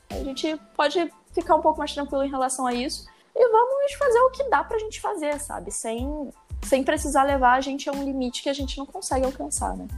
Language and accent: Portuguese; Maricá, Rio de Janeiro, Brazil; moved away as an adult; now in Rio de Janeiro, Brazil; eu sou de Maricá